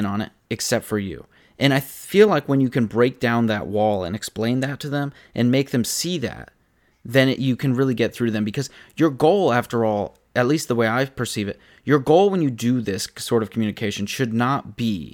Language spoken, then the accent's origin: English; tri-state area, United States; I grew up in the tri-state area